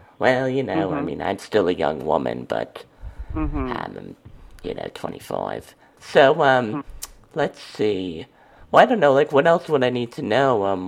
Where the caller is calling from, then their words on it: Wisconsin, United States; From Wisconsin.